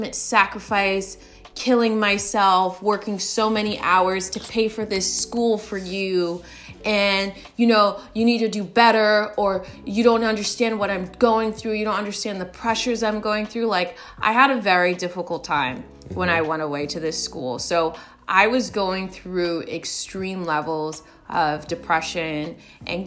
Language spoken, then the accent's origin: English; United States; I was born in the States